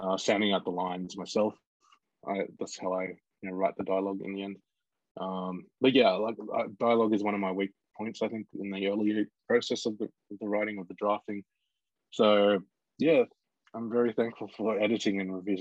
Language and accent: English; Bega, New South Wales, Australia; I grew up in Bega on the far south coast, New South Wales